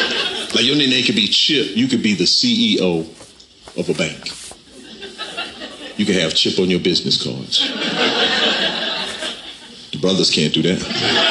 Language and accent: English; Camden, South Carolina, United States; I'm from South Carolina. I'm from a town, Camden, South Carolina. From the South. I tell people wherever I go, I'm from the South with an F and not a TH. From the South.